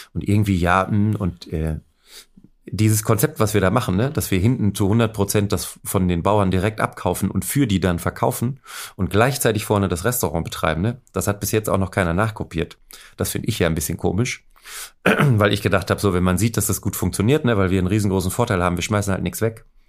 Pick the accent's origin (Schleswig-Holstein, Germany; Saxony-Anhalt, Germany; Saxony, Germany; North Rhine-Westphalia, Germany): North Rhine-Westphalia, Germany; Gütersloh; now in Hamburg, Germany; meine äh, Familie organisiert ja immer so einen Ausflug aus Gütersloh, also ne, aus dem kleinen Dorf Fahrensell, wo wir unseren Betrieb haben